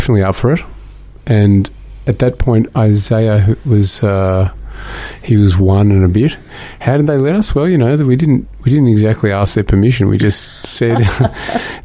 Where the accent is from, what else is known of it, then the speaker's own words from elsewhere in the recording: Burwood, Victoria, Australia; we grew up in Burwood, which was out in the sticks, and we were the only Jews in the neighbourhood